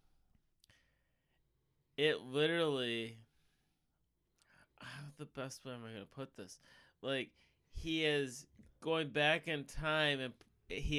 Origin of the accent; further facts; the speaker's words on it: Michigan, United States; we're all from Michigan